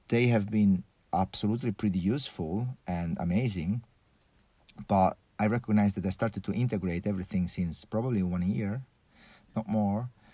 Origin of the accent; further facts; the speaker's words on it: Porto Cervo, Sardinia, Italy; also born or lived in Switzerland; I grew up in a really pretty normal family, let's say, here in Sardine Island.